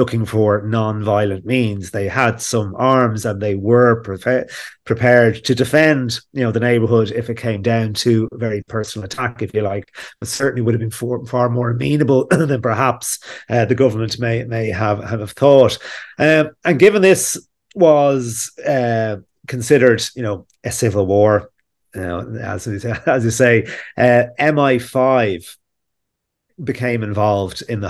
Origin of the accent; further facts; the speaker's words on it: Ireland; as an Irishman